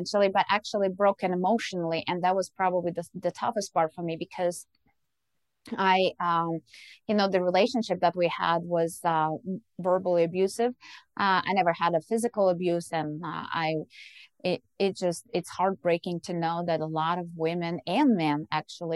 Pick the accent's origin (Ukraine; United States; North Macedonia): Ukraine; moved away; I was born and raised in Ukraine